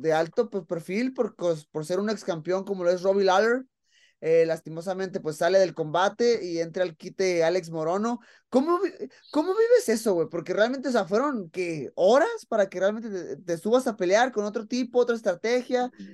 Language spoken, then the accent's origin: Spanish; Mexico; yo como mexicano